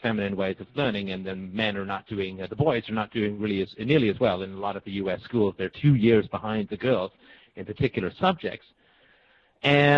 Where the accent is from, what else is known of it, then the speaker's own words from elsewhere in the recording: Canada; the sort of block apartment blocks where I grew up in Canada